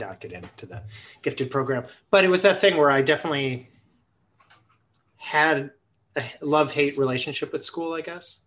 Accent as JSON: {"language": "English", "town": "Buffalo", "region": "New York", "country": "United States", "tie": "born or raised there", "also_born_or_lived": "Twin Cities, Minnesota", "moved": "yes", "said": "I grew up in Buffalo, New York"}